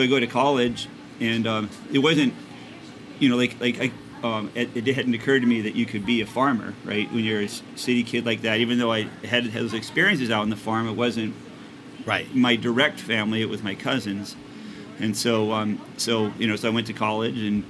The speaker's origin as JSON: {"language": "English", "town": "Winnipeg", "region": "Manitoba", "country": "Canada", "tie": "born or raised there", "moved": "yes", "said": "I grew up in Winnipeg, which is an urban city"}